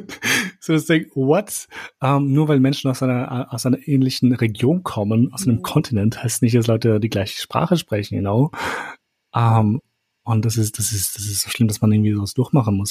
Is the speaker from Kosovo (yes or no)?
yes; Kosovo; moved away; wo ich aufgewachsen bin in Kosovo